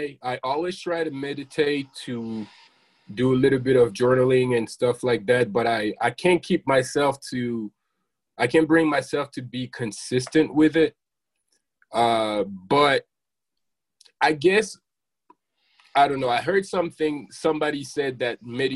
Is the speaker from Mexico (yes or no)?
no; France; moved away; I grew up in France